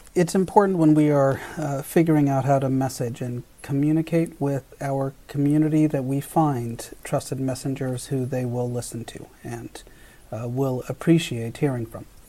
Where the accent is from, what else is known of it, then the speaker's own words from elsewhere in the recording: Delano, California, United States; I was born in Delano in the middle of the farm workers movement